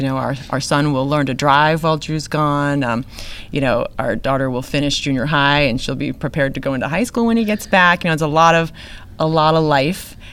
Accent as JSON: {"language": "English", "region": "New England", "country": "United States", "tie": "born or raised there", "moved": "yes", "lives_now": "Texas, United States", "said": "I grew up in New England"}